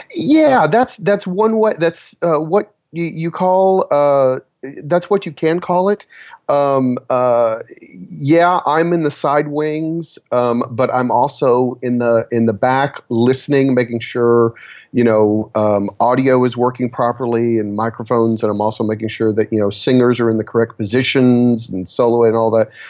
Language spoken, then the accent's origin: English; Texas, United States; I'm from Texas